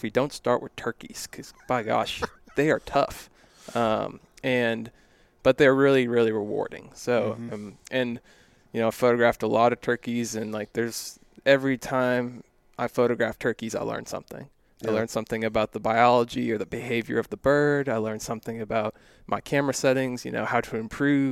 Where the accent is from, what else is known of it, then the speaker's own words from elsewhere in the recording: Texas, United States; I'm born and raised in Texas